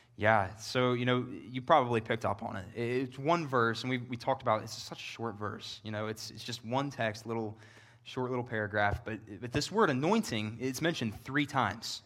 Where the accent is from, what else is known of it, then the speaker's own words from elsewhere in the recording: Northern Kentucky, United States; moved away as an adult; also born or lived in Knoxville, Tennessee; I'm from Northern Kentucky. It's where I was born and raised